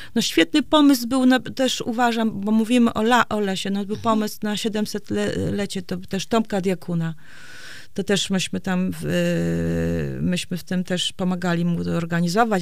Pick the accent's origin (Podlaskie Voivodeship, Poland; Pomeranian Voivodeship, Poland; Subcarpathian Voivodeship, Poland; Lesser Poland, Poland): Pomeranian Voivodeship, Poland; Gdańsk; also born or lived in Warsaw; now in Straszyn, Poland; ja jestem z Gdańska i właściwie całą młodość spędziłam w Gdańsku, czy w Gdańsku, czy w Warszawie